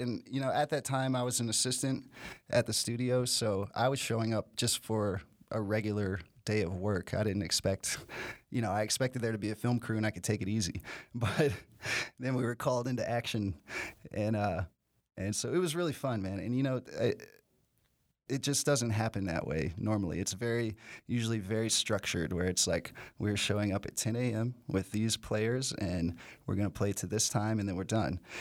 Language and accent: English; Nashville, Tennessee, United States; I'm from Nashville